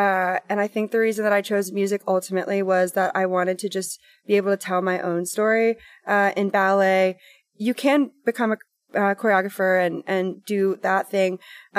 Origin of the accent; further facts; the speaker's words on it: Hot Rock, Tennessee, United States; I grew up in Hot Rock, Tennessee, on a 30-acre farm, was homeschooled, just me and my mom and my sister.